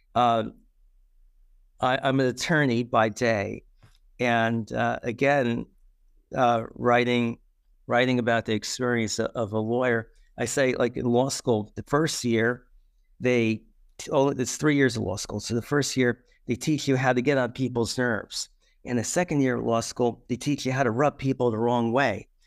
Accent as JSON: {"language": "English", "town": "New York City", "region": "New York", "country": "United States", "tie": "born or raised there", "said": "I grew up in the Bronx, so in New York City"}